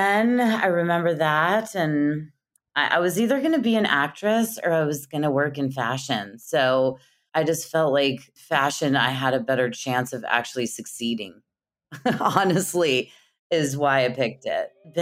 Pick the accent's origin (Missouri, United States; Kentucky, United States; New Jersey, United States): Missouri, United States; Kansas City; I'm from Kansas City, actually. So I'm from the Midwest